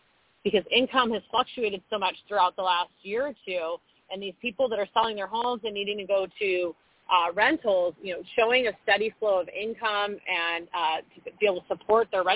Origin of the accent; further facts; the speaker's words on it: Orange County, California, United States; moved away as an adult; now in Austin, United States; born and raised in Orange County, lived out of state and out of the country for some time in my early 20s